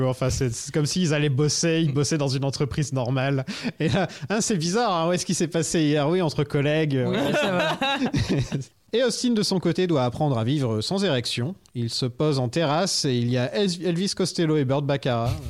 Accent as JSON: {"language": "French", "country": "France", "said": "nous {S3} en tant que Français, euh, le, à 14-15 ans ou même 20 ans"}